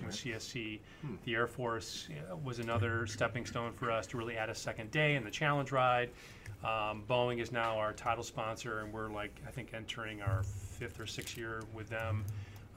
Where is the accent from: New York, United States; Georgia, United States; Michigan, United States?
Michigan, United States; moved away as an adult; also born or lived in Los Angeles, California; now in Virginia, United States; I was a Midwesterner. I grew up in Michigan.